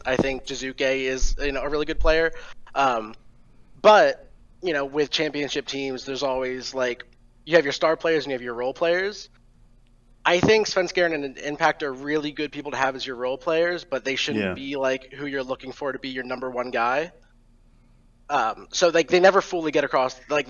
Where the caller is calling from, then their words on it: Atlanta, Georgia, United States; I am calling from Atlanta, Georgia.